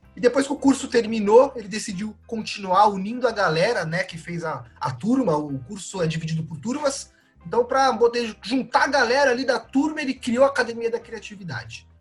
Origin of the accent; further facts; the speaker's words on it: São Paulo, Brazil; Eu, eu sou paulista, também nascido no asfalto